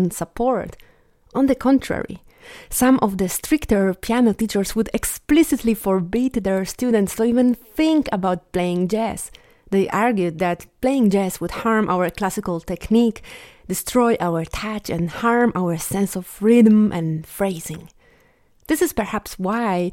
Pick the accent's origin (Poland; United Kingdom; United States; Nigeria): Poland; my hometown turned into a jazz capital of Poland